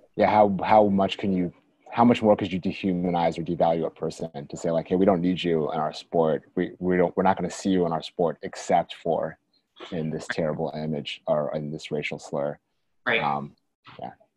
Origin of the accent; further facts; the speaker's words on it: Washington, District of Columbia, United States; I'm from Washington